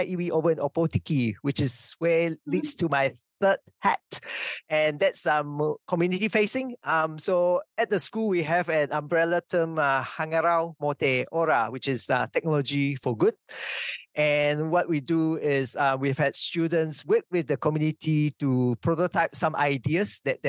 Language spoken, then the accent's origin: English; Sarawak, Malaysia; also born or lived in Hamilton, New Zealand; now in New Zealand; the new university was actually 20 minutes drive from my hometown